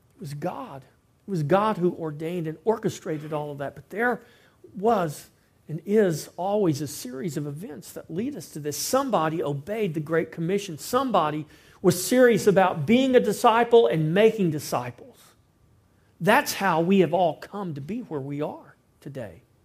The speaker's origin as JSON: {"language": "English", "town": "Victoria", "region": "Texas", "country": "United States", "said": "I'm from Victoria, Texas."}